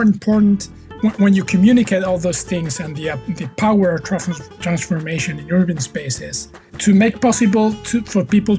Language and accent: English; Seville, Andalusia, Spain; Seville. That's the city where I live, where I work from here. And I've been living here for the last 25 years. And actually around Seville for all of my life, actually.